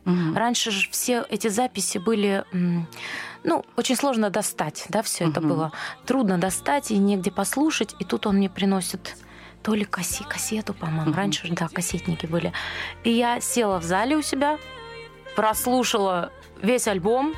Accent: Ulan-Ude, Buryatia, Russia; moved away; also born or lived in Dnipropetrovsk, Ukraine; Я пошла там в садик, потом в школу

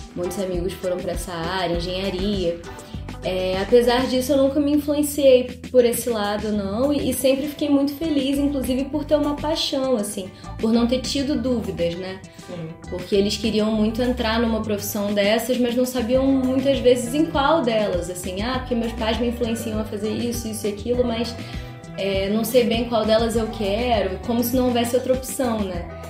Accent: Nova Friburgo, Rio de Janeiro, Brazil; moro aqui em Nova Friburgo desde os quatro, porque na verdade eu sou carioca, nasci no Rio

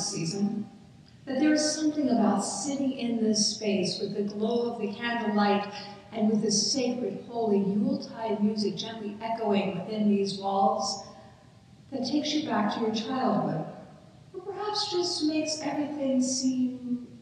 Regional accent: United States; As an American

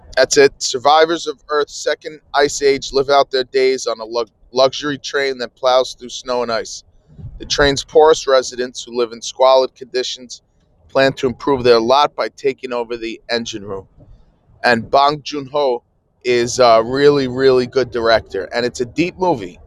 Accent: New Jersey, United States; I'm from New Jersey, so 10 Eastern

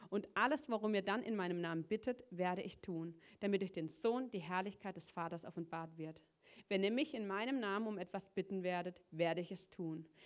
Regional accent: Schuttern, Baden-Württemberg, Germany; ich, ich komme aus Schuttern, so einem Dorf, wo keiner kennt.

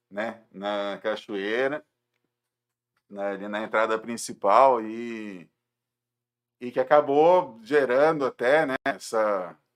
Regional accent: Jundiaí, São Paulo, Brazil; é... sou de Jundiaí também.

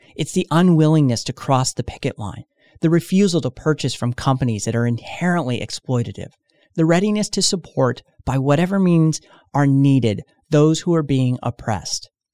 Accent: United States; speaking as an American

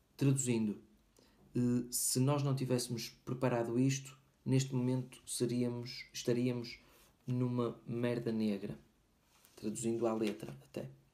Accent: Portugal; moved away; meu país de origem, Portugal

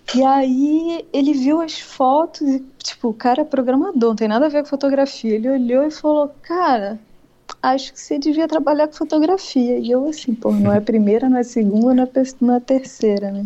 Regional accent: Niterói, Rio de Janeiro, Brazil; eu sou de Niterói

